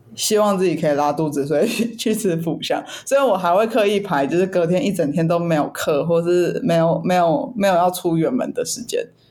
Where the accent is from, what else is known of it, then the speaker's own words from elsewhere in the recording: Taipei, Taiwan; 我是台北人